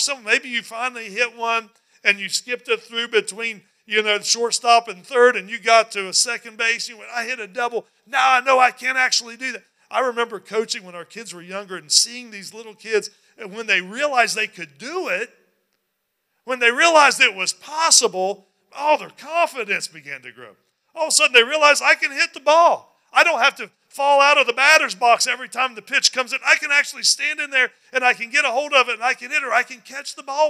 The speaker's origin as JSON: {"language": "English", "region": "West Virginia", "country": "United States", "tie": "born or raised there", "moved": "yes", "said": "I grew up in West Virginia"}